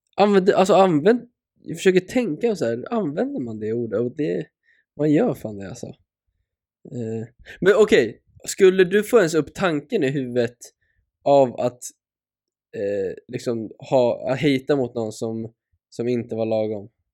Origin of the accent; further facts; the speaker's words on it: Sweden; som svensk